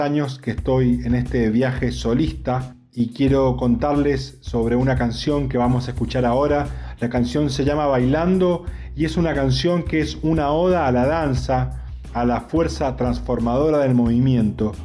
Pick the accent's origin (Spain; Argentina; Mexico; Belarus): Argentina; San Juan; soy músico de San Juan